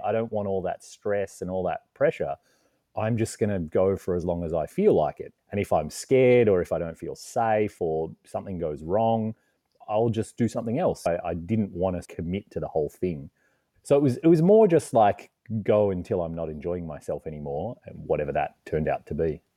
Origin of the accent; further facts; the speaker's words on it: Australia; accent: Australian; moved away as an adult; also born or lived in Canada; I'm originally from Australia, you can tell by the accent, and that's actually where I am right now.